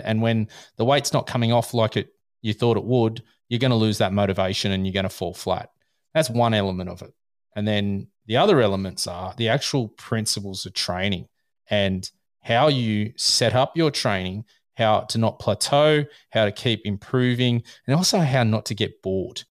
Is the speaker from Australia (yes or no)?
yes; Australia; I'm Australian.